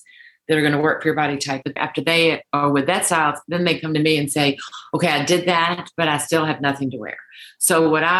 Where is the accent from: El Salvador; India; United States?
United States; Deep South; I grew up in the Deep South